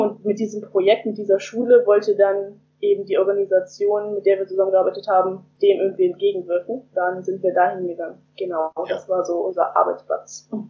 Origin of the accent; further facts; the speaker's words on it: Germany; Ich komme aus Heizenweg, das ist ganz in der Nähe von Hamburg praktisch von Hamburg, aber ganz kurz außerhalb